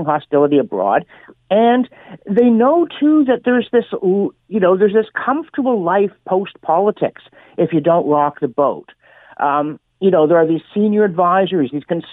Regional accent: Canada; I was from Canada

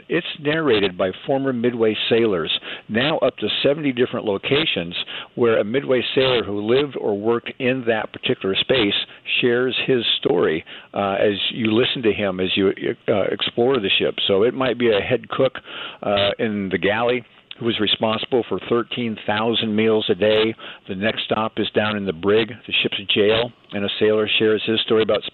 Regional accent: San Diego, California, United States; my hometown of San Diego

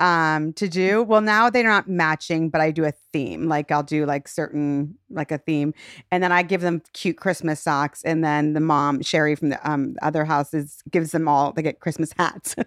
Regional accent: Shaker Heights, Ohio, United States; I grew up in Shaker Heights

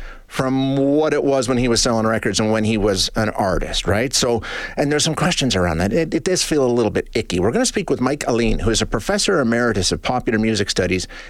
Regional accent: Canada; a guy like me growing up in Canada

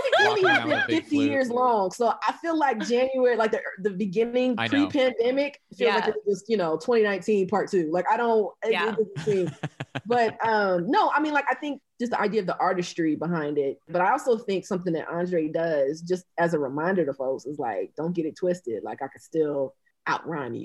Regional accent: Albany, Georgia, United States; I'm from Albany, Georgia

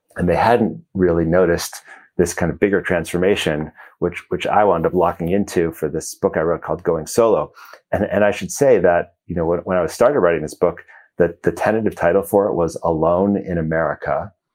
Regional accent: Chicago, Illinois, United States; moved away as an adult; I grew up in Chicago

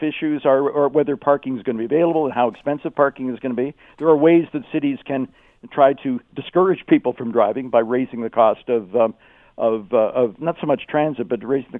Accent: Toronto, Ontario, Canada; now in Kitchener-Waterloo, Canada

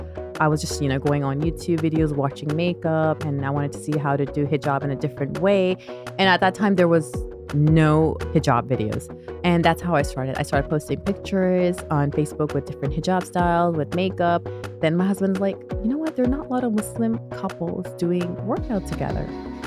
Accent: Toronto, Ontario, Canada; also born or lived in Pakistan; Okay, so I was born in Toronto, Canada. But when I was 6 years old, I moved back to Pakistan. And I came back when I was, I believe, 13 years old.

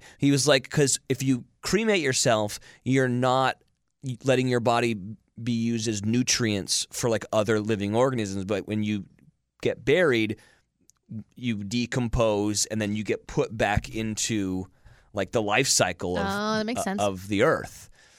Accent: Monterey, California, United States; this place where I grew up in Monterey

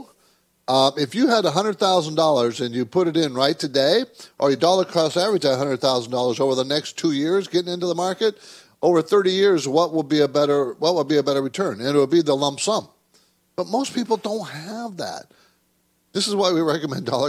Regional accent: San Diego, California, United States; My dad was in the Navy, so I grew up in San Diego

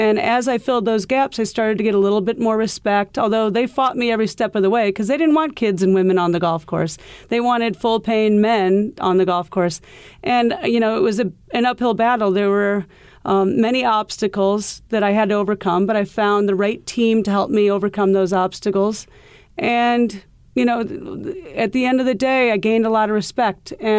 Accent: Iowa, United States; now in New York City, United States; You know, I came from Iowa where golf was huge. The Midwest golf is very big.

